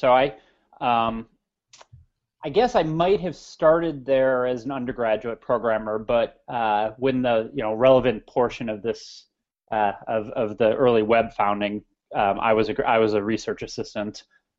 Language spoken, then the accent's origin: English; Naperville, Illinois, United States; I grew up in the Chicago area, a suburb called Naperville, sort of a bit of the high-tech hub in the Chicago area.